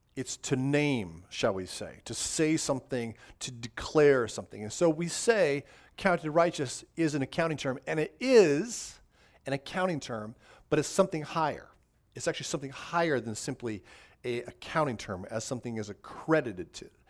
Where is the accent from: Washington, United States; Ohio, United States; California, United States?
California, United States; Southern; moved away; I grew up in Southern California in the high desert